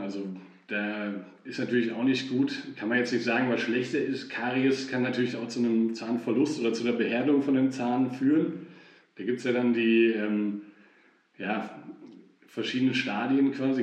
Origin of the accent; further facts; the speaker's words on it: Fulda, Hesse, Germany; ich bin ja in Fulda groß geworden, bin hier ganz normal zur Schule gegangen